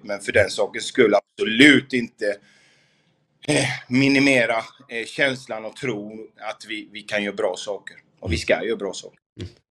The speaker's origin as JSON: {"language": "Swedish", "town": "Gothenburg", "region": "Västra Götaland", "country": "Sweden", "also_born_or_lived": "Malmö", "moved": "as an adult", "said": "har jag inte bott hemma i Göteborg på otroligt länge"}